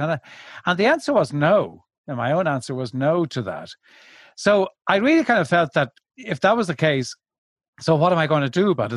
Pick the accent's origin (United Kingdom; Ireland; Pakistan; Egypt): Ireland; I've originally from Ireland.